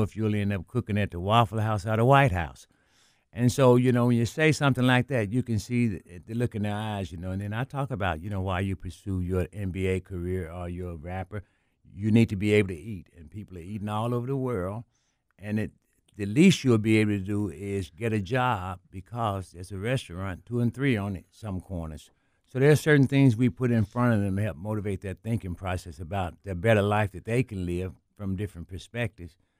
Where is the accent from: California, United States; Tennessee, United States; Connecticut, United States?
Tennessee, United States; Memphis; I grew up in South Memphis